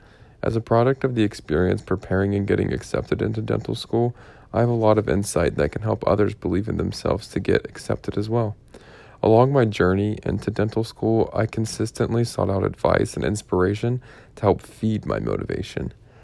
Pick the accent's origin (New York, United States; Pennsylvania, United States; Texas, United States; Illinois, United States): Pennsylvania, United States; Pittsburgh; my hometown preference, the University of Pittsburgh.